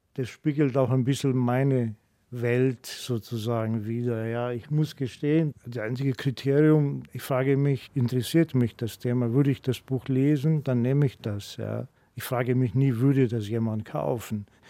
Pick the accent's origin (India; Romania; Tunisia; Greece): Greece; German is a second language; moved away as an adult; now in Munich, Germany; als Grieche